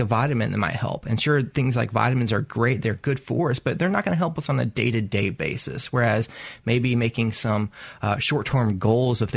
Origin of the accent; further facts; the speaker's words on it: Arkansas, United States; now in Mississippi, United States; I'm originally from the South. I'm from Arkansas, but I've spent time other places